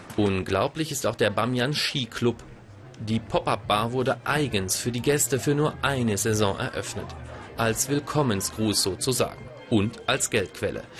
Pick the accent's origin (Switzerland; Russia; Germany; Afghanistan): Switzerland; als Schweizer